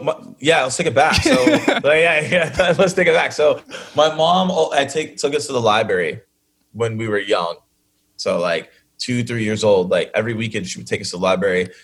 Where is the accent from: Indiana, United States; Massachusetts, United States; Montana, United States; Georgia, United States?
Georgia, United States; Atlanta; I'm from Atlanta